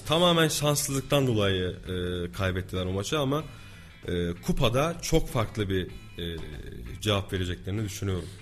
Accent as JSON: {"language": "Turkish", "region": "Kayseri Province", "country": "Turkey", "tie": "born or raised there"}